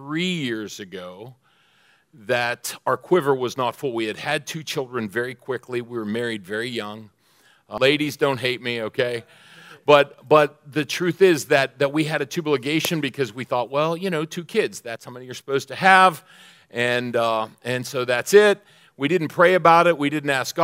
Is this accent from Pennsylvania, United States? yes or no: yes; Pennsylvania, United States; I'm from Pennsylvania